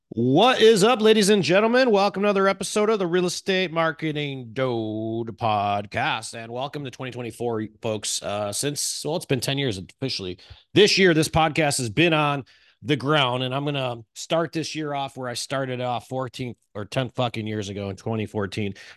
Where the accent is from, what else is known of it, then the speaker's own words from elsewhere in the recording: Chicago, Illinois, United States; I'm from Chicago. This is how I talk